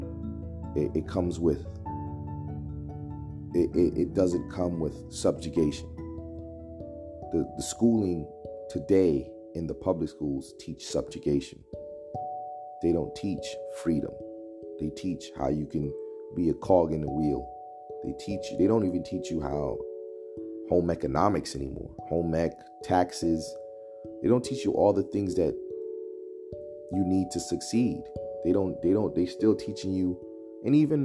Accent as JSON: {"language": "English", "country": "Guyana", "moved": "yes", "lives_now": "United States", "said": "I'm from Guyana"}